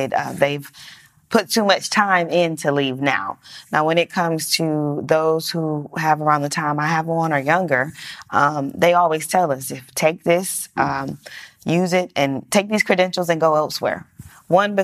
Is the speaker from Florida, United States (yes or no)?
no; Georgia, United States; also born or lived in Central Michigan University; Born and raised in Georgia